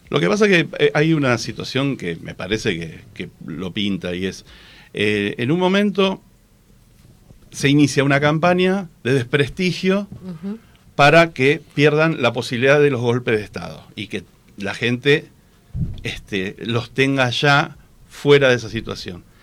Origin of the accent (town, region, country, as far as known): Argentina